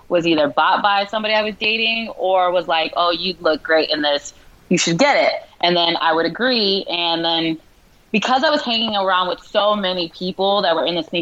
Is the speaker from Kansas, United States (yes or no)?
no; West Valley, Arizona, United States; I'm from the West Valley, and my family's super Mexican